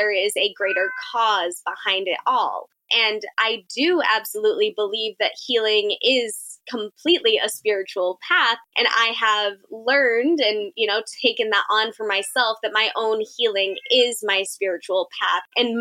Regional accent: Central Massachusetts, United States; I'm from Central Massachusetts

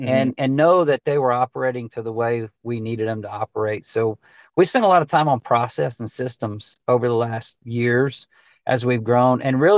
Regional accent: Texas, United States; they might have a system in Georgia or Alabama or Oklahoma that needed this type of service, even though we're from Texas.

